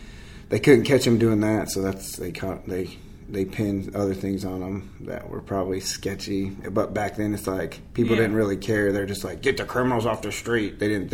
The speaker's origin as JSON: {"language": "English", "town": "Marion", "region": "Illinois", "country": "United States", "tie": "born or raised there", "said": "I'm from Illinois, from a small town called Marion. Although I've lived all over, that's where I claim as my home because I spent most of my teenage years there. So I moved around a lot when I was a kid."}